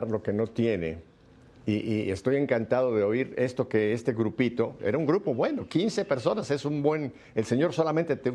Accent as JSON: {"language": "Spanish", "region": "Mexico City", "country": "Mexico", "tie": "born or raised there", "said": "Yo soy chilango, igual que tú."}